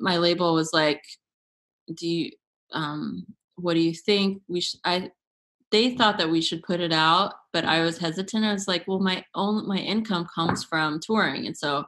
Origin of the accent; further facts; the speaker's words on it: United States; to be from here